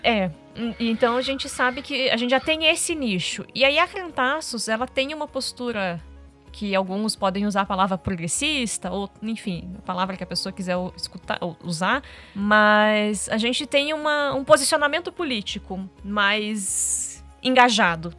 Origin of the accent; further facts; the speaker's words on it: Curitiba, Paraná, Brazil; a gente é de Curitiba